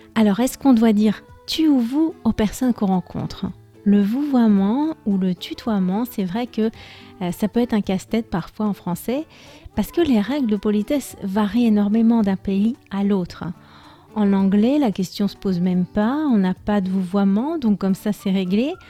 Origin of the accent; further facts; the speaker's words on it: France; moved away as an adult; also born or lived in Spain; je suis française